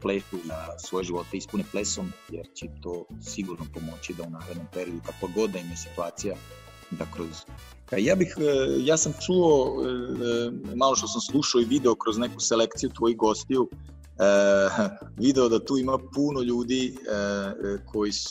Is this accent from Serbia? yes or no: yes; Serbia; ovde kod nas u Srbiji